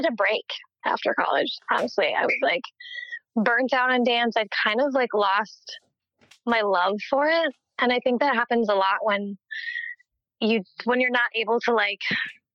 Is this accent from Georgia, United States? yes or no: no; Minnesota, United States; also born or lived in Hopkins, Minnesota / Montana; I grew up kind of around Minnesota